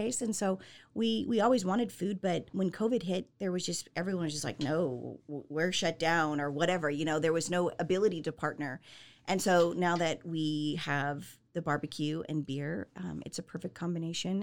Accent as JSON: {"language": "English", "region": "Southern California", "country": "United States", "tie": "born or raised there", "also_born_or_lived": "Salt Lake City, Utah", "moved": "as an adult", "lives_now": "Central Texas, United States", "said": "born and raised in Southern California"}